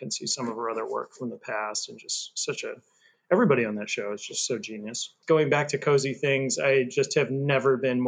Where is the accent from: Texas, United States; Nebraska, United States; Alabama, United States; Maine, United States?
Maine, United States; I'm from Maine